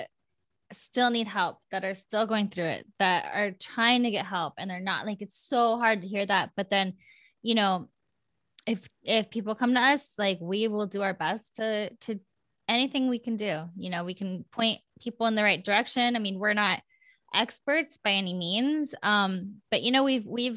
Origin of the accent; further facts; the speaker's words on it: Iowa, United States; now in Los Angeles, United States; growing up in Iowa